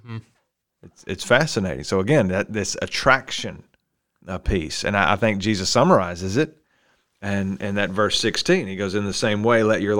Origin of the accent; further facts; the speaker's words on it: Alabama, United States; I'm from Alabama.